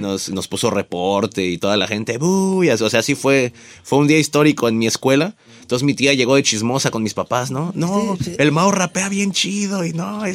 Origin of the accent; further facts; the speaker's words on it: Nezahualcóyotl, State of Mexico, Mexico; yo nací en, en Ciudad Nezahualcóyotl